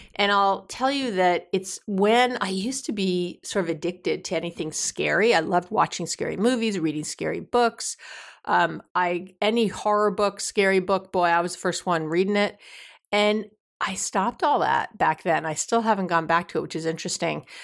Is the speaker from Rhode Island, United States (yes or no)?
no; New York, United States; being a New Yorker